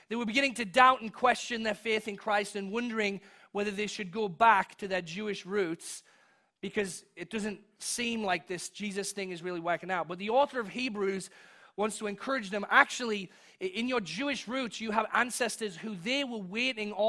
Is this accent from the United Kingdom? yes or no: yes; England, United Kingdom; now in United States; when I was growing up in England